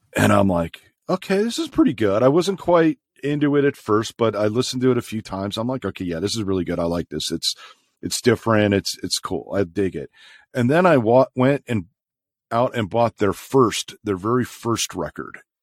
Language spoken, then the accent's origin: English; Chicago, Illinois, United States; Growing up in Chicago